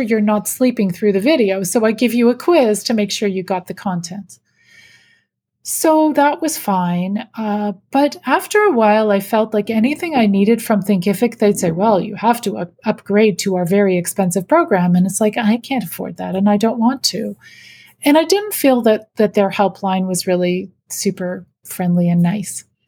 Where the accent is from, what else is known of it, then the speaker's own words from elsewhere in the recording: Canada; I'm Canadian.